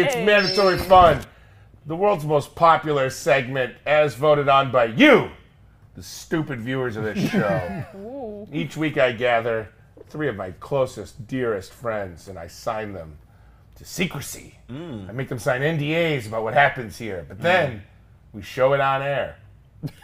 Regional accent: Long Beach, California, United States; I'm from Long Beach, California.

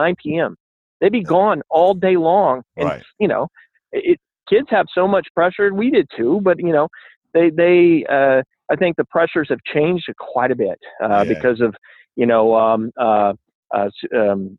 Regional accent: Robertsdale, Alabama, United States; moved away; also born or lived in Denver, Colorado; I grew up in Robertsdale, Alabama, and, you know, right across the bay from Mobile

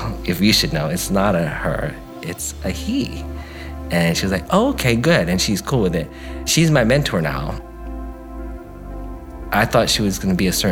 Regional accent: Guam; moved away as an adult; I'm from Guam

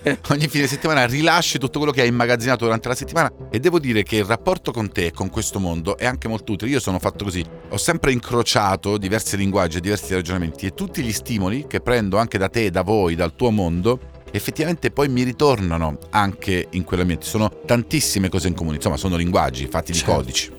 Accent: Calabria, Italy; in quanto calabrese

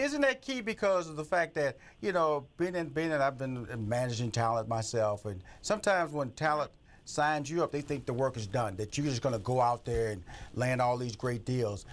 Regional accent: Houston, Texas, United States; moved away; also born or lived in Los Angeles, California; I come from Fifth Ward, Texas

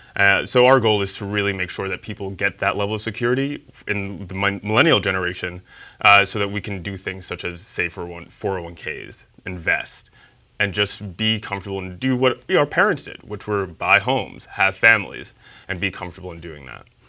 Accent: New York City, New York, United States; I'm from Harlem. Yeah, I was born and raised in Harlem

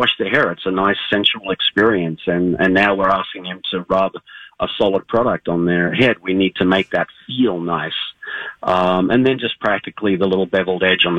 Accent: Australia; now in Minnesota, United States; I'm from Australia. I grew up next to the beach.

